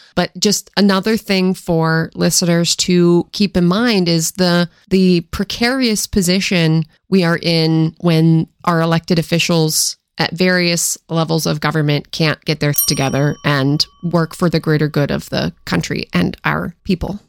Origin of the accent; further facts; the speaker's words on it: Washington, United States; moved away; also born or lived in Philadelphia; I grew up in Washington State